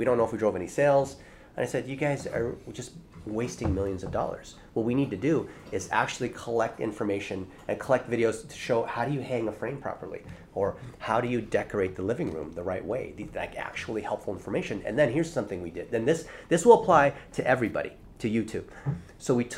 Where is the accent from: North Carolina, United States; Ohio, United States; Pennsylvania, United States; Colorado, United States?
Ohio, United States; Dayton; first language Chinese; English is a second language; I was born in Dayton, Ohio. America